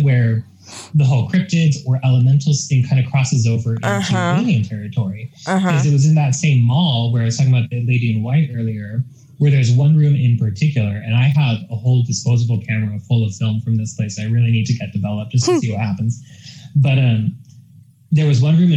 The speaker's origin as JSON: {"language": "English", "region": "Northeast Oregon", "country": "United States", "tie": "born or raised there", "said": "where I grew up in Northeast Oregon"}